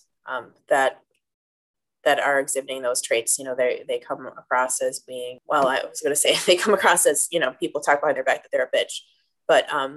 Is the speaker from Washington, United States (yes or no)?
no; Green Bay, Wisconsin, United States; I'm born and raised in Green Bay